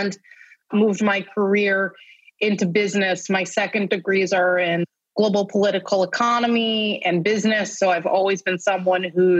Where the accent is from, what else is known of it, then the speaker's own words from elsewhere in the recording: New York, United States; now in Tel Aviv, Israel; I'm a New Yorker first and foremost